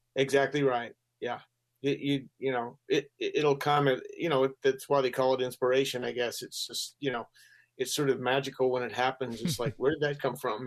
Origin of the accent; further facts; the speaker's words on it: Gainesville, Florida, United States; moved away as an adult; also born or lived in Colorado; I ended up in Gainesville. That's where I lived most of my uh, school years, and uh, it's I consider it my hometown